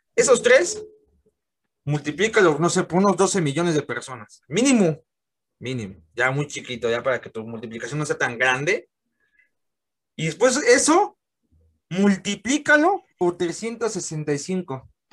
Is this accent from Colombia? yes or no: no; Mexico; aquí en mi país